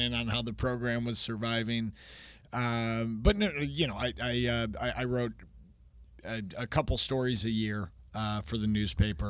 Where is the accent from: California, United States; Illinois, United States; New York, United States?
Illinois, United States; Chicago; moved away as an adult; now in San Francisco, United States; the nineties growing up in Chicago